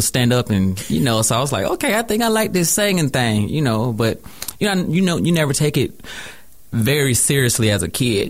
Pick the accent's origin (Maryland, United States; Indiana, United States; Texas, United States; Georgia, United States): Georgia, United States; College Park; also born or lived in Henry County, Georgia; I'm from Atlanta, Georgia. I'm an AT alien first.